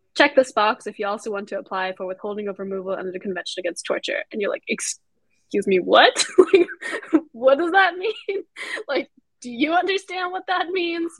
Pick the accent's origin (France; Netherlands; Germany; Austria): Austria; moved away as an adult; now in United States; I'm also an immigrant myself, so I came here from Austria to go to uh, to go to school